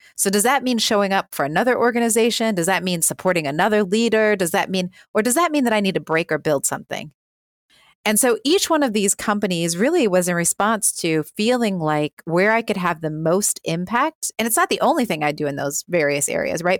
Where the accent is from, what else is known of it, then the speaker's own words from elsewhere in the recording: Milwaukee, Wisconsin, United States; we started a company called Birth Coach Milwaukee, which is my hometown